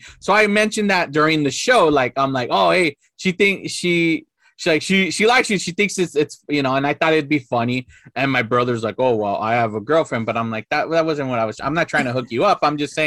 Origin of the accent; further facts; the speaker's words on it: Los Angeles, California, United States; growing up in East